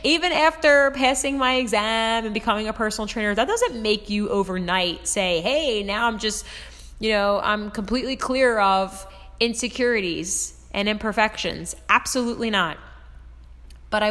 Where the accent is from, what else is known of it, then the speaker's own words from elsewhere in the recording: Philadelphia, Pennsylvania, United States; moved away as an adult; now in Jersey Shore, United States; I am from Philadelphia, PA, and South Philly